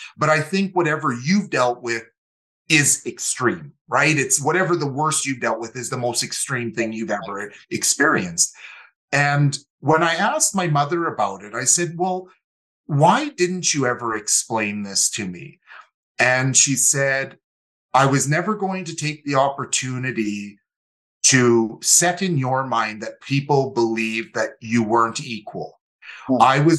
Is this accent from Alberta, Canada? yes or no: yes; Calgary, Alberta, Canada; also born or lived in Winnipeg; So came from the Métis homeland, but we moved to Calgary in 1985. So I was 9 years old and grew up in Calgary. And for my mother and myself, Calgary is definitely home.